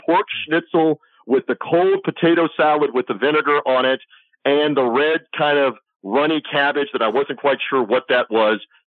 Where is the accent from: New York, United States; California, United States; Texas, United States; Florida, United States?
Florida, United States; I'm from Florida.